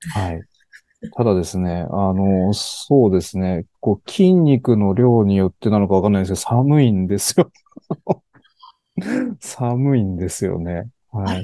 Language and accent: Japanese; Niiza, Saitama, Japan; 埼玉の新座市というところ